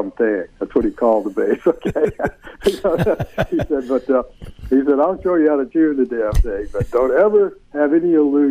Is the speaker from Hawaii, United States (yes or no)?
no; Florence, Alabama, United States; I'm back in my hometown of Florence, Alabama